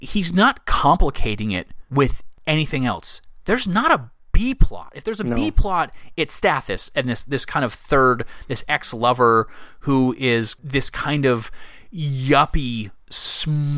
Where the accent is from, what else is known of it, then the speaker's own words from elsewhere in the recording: the South, United States; now in Virginia, United States; I am from the South